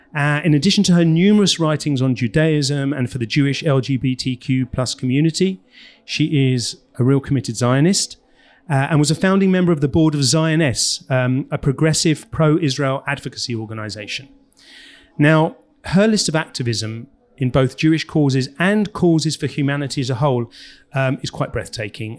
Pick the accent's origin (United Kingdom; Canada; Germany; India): United Kingdom; England; moved away; also born or lived in Los Angeles, United States; I grew up in England right next to a golf club that wouldn't let Jews